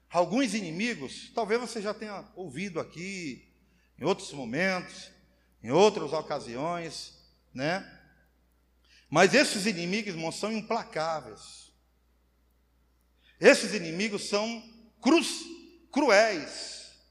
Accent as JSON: {"language": "Portuguese", "region": "Roraima", "country": "Brazil", "tie": "born or raised there", "said": "eu sou macuxi da gema. Sabe o que é da gema? Nasci aqui, 42 anos de Roraima. Não conheço, mal conheço São Paulo."}